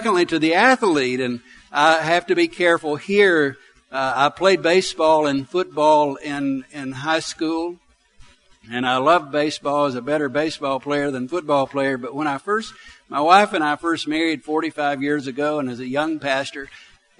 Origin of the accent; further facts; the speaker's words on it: Arab, Alabama, United States; I grew up in Arab, Alabama. I grew up in the country.